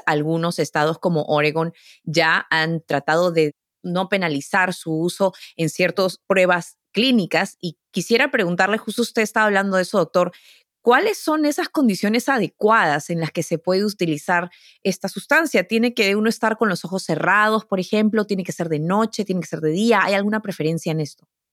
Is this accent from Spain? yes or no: no; Peru; now in United States; Yo vengo de Perú